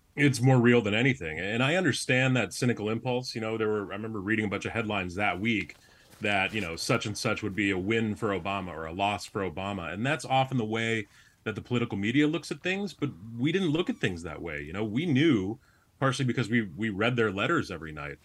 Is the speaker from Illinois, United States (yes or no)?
yes; Chicago, Illinois, United States; moved away as an adult; also born or lived in Massachusetts; I'm a Chicagoan